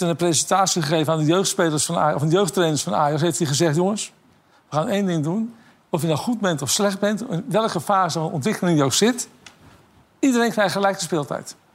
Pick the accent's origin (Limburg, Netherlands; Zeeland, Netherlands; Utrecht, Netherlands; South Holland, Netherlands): South Holland, Netherlands; Rotterdam; Ik ben Rotterdammer natuurlijk.